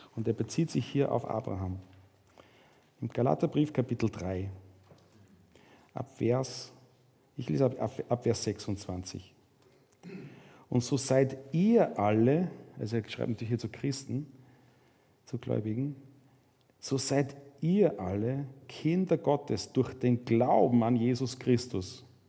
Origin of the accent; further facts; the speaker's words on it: Mühlviertel, Upper Austria, Austria; Ich komme aus dem Müllviertel